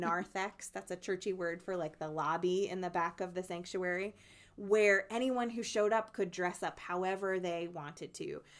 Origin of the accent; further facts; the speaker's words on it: New Jersey, United States; my home state of New Jersey